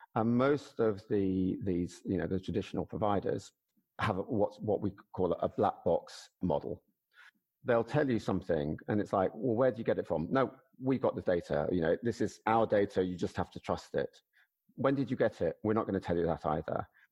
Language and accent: English; United Kingdom; as a Brit